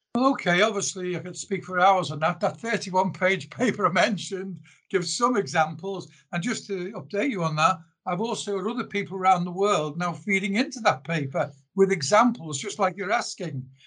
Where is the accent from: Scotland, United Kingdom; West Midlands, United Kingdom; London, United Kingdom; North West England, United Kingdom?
North West England, United Kingdom; Liverpool; also born or lived in South Africa; now in Australia; I was born in Liverpool originally in the UK, I then emigrated to South Africa back in 1974.